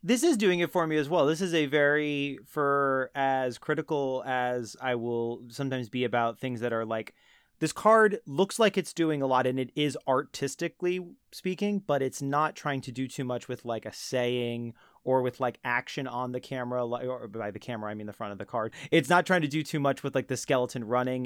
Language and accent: English; New Jersey, United States; my Central Jersey home